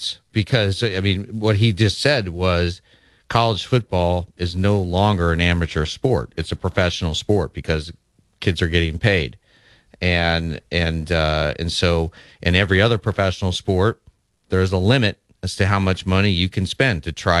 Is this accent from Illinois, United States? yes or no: no; Lincoln, Nebraska, United States; my hometown, Lincoln, Nebraska